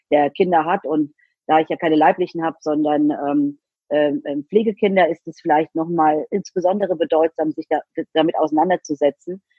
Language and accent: German; Rhineland-Palatinate, Germany; ich komme eben nicht aus Berlin oder Hamburg oder München, sondern ich komme aus Rheinland-Pfalz halb aus dem Westerwald, halb aus der Eifel